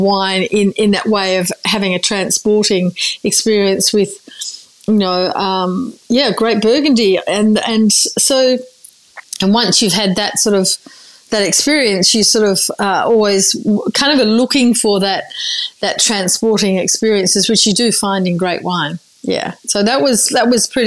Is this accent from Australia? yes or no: yes; Margaret River, Western Australia, Australia; also born or lived in Busselton; then moved out to Margaret River in the late 70s.